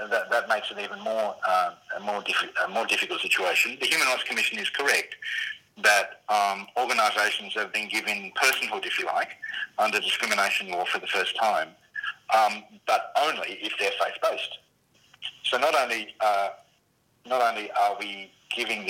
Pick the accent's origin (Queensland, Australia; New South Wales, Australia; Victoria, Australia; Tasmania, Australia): Tasmania, Australia; in my home state of Tasmania